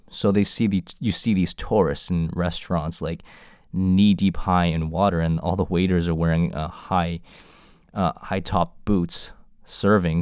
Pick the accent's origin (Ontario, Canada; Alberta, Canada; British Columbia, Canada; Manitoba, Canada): Ontario, Canada; Toronto; I was born in Canada, uh, Toronto homegrown